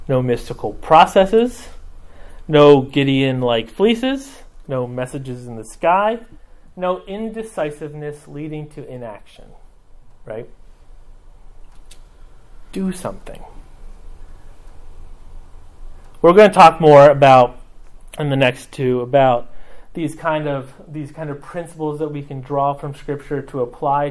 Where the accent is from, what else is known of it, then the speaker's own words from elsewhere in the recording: Mexico; moved away; I grew up in Mexico